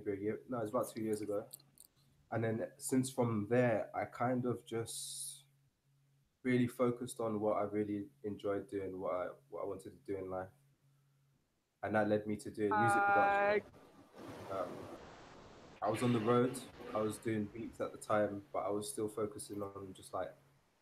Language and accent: English; London, United Kingdom; moved away as an adult; now in Seville, Spain; I'm from London, England originally. Right now I'm living in Spain. I'm living in Sevilla